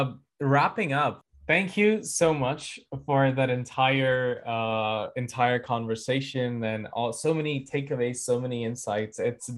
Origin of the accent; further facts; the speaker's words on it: India; moved away as an adult; as an Indian student